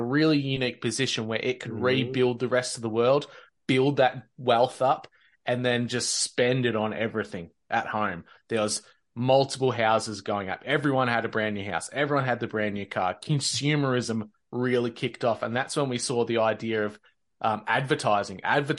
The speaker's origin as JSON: {"language": "English", "country": "Australia", "said": "as an Australian"}